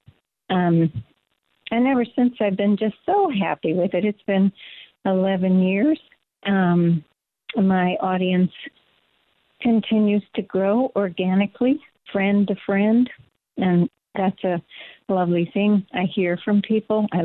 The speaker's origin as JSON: {"language": "English", "town": "Louisville", "region": "Kentucky", "country": "United States", "tie": "born or raised there", "also_born_or_lived": "New York / Bucks County, Pennsylvania", "moved": "as an adult", "lives_now": "Pennsylvania, United States", "said": "I was born in Louisville, Kentucky, outside of the city"}